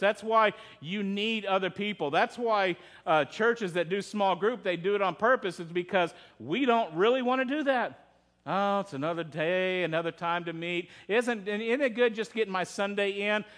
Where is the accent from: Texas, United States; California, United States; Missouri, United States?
Texas, United States; I'm from Texas.